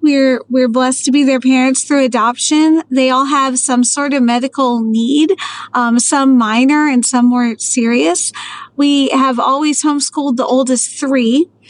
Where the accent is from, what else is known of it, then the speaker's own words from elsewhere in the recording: Maryland, United States; moved away as an adult; I was a Navy girl, but I mostly ended up growing up in Maryland and then moved to Texas to become a teacher